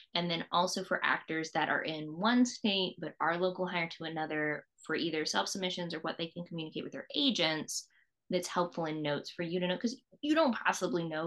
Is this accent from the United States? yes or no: yes; East Coast, United States; moved away; also born or lived in Virginia; I grew up on the East Coast